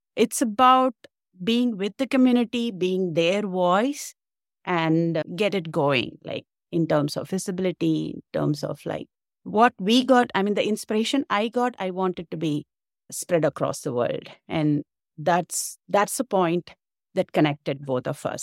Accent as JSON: {"language": "English", "country": "India", "moved": "as an adult", "lives_now": "Canada", "said": "I'm originally from India"}